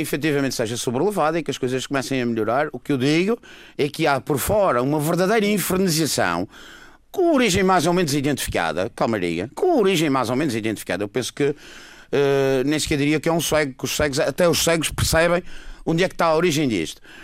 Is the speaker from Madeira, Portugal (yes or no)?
yes; Madeira, Portugal; sou da Madeira